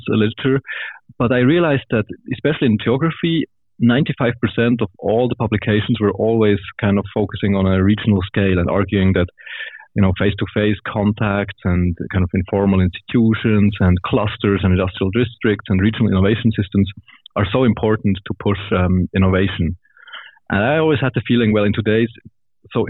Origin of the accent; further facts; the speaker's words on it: Switzerland; also born or lived in Bern, Switzerland; I'm from Switzerland originally. I grew up in a small farmer's village there. And then I went to high school and university in Bern